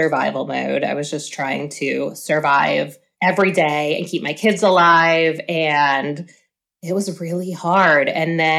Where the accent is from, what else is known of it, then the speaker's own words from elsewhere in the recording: Pennsylvania, United States; moved away as an adult; now in Oklahoma, United States; I'm originally from Pennsylvania and I moved here for work, met my husband, got married, had kids